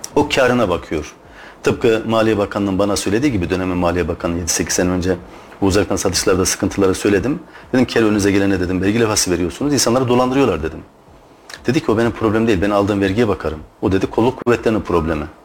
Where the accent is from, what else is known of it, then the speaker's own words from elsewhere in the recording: Turkey; Biz Türk'üz.